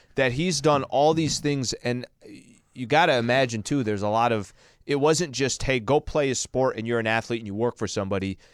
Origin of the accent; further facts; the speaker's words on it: La Mesa, California, United States; also born or lived in El Cajon, California; I was born in La Mesa